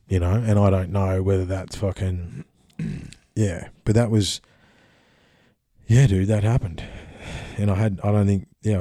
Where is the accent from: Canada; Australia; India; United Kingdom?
Australia; we're Australian